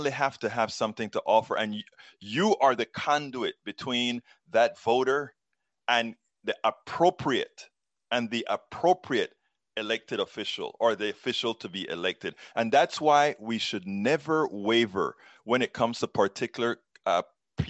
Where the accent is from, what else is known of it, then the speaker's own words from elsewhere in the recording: Panama; now in United States; I'm from Central America. I am from Panama.